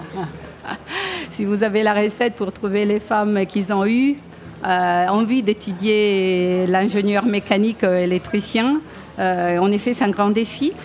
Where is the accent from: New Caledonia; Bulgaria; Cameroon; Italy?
Italy; moved away as an adult; now in France; je suis une Italienne qui travaille